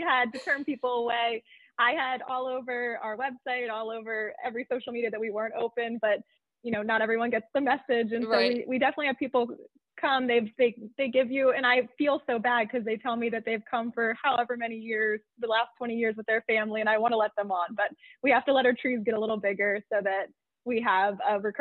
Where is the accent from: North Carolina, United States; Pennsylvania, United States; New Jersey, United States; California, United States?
Pennsylvania, United States; central; the tree farm is pretty close to my hometown. So it's kind of nice to be back home, close to family